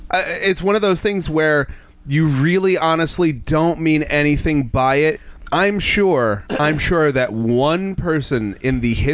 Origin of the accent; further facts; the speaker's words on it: Delaware, United States; I'm from Delaware. I'm from Delaware. That's below the Mason-Dixon line. That's the South.